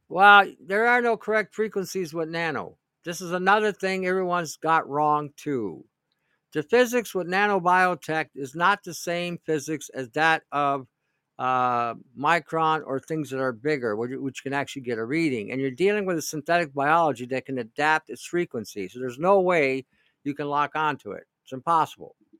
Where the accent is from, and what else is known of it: Canada